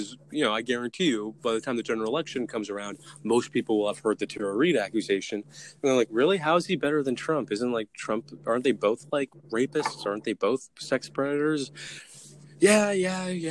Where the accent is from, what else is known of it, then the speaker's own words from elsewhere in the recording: New Jersey, United States; I'm from New Jersey.